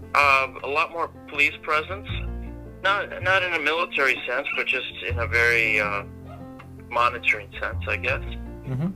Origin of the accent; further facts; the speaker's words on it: Milton, Wisconsin, United States; moved away as an adult; now in Ensenada, Mexico; I grew up in a small town in southern Wisconsin. The town was called Milton, about 4,444 people